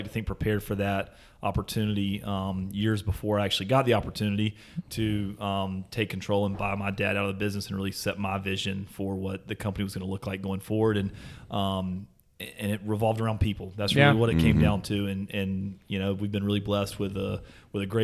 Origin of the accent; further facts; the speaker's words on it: Anderson, South Carolina, United States; born and raised right here in Anderson